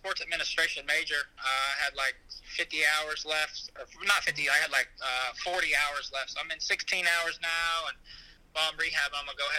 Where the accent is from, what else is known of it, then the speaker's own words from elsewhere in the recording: New Albany, Indiana, United States; I'm a kid from Indiana.